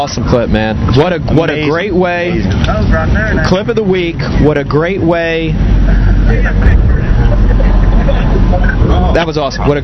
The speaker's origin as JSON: {"language": "English", "region": "New Jersey", "country": "United States", "tie": "born or raised there", "said": "I grew up in New Jersey"}